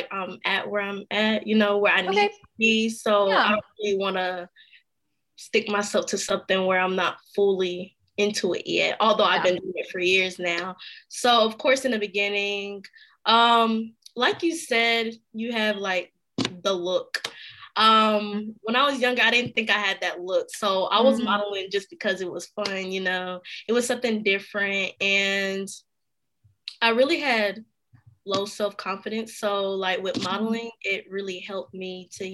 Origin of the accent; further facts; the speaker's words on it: High Point, North Carolina, United States; also born or lived in Khartoum, Sudan; where I'm from High Point, North Carolina area